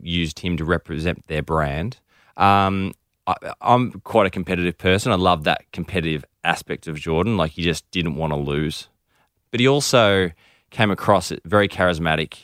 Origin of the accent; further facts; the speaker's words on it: Melbourne, Victoria, Australia; also born or lived in United Kingdom; We're actually from Melbourne